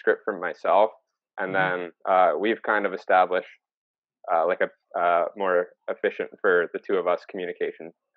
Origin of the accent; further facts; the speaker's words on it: Maryland, United States; we're both from Maryland.